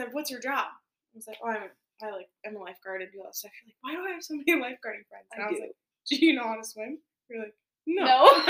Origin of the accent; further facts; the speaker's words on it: Wisconsin Dells, Wisconsin, United States; I grew up in the Dells, so I lifeguarded at, like, water parks and stuff.